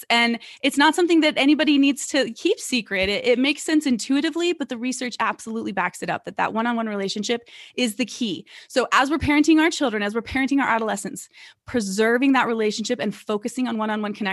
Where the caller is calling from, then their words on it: Salt Lake City, Utah, United States; I am in a suburb of Salt Lake City. So, I'm coming in from Salt Lake City, Utah.